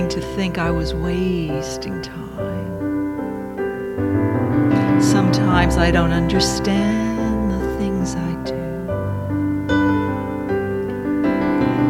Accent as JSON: {"language": "English", "town": "Dobbs Ferry", "region": "New York", "country": "United States", "tie": "born or raised there", "moved": "as an adult", "lives_now": "Sydney, Australia", "said": "we grew up together in Dobbs Ferry, New York"}